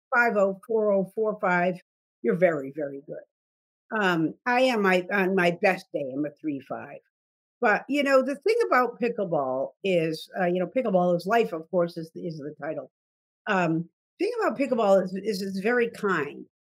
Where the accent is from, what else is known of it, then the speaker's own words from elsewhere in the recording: South Dartmouth, Massachusetts, United States; moved away as an adult; also born or lived in New York; I moved from New York, um, uh, and, uh, back to my, uh, hometown of South Dartmouth, Massachusetts